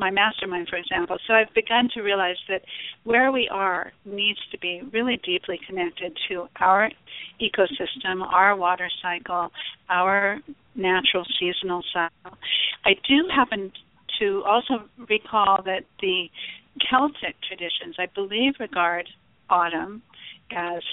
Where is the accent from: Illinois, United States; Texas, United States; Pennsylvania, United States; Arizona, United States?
Arizona, United States; I was born in Arizona